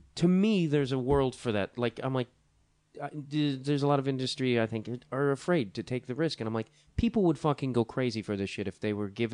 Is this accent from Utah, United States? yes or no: no; Chicago, Illinois, United States; As a Chicagoan